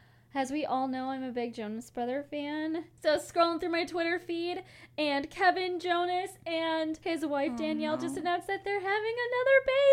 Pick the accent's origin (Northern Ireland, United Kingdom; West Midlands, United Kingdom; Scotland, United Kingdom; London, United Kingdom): London, United Kingdom; when we told people we're from London